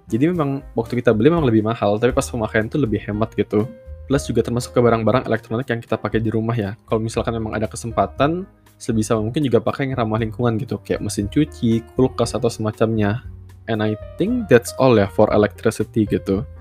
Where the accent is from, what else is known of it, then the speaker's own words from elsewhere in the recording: Samarinda, East Kalimantan, Indonesia; Misal kayak kota asal gua Samarinda itu sebuah kota yang menarik sebenarnya.